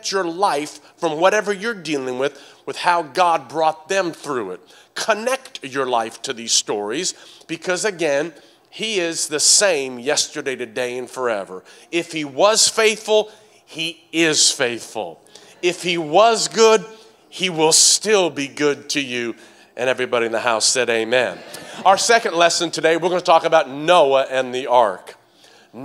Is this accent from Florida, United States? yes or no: no; Tennessee, United States; accent: southern twang; In Tennessee